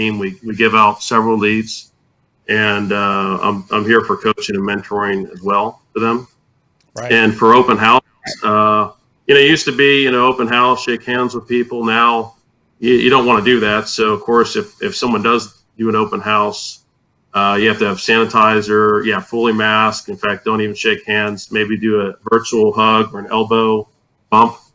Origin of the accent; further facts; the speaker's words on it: Tampa, Florida, United States; moved away as an adult; now in San Antonio, United States; I grew up in Tampa, Florida, and I got into real estate, and I moved to San Antonio in 2006